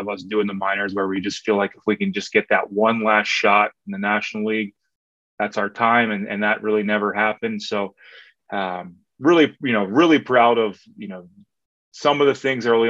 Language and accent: English; Philadelphia, Pennsylvania, United States; born and raised in Philadelphia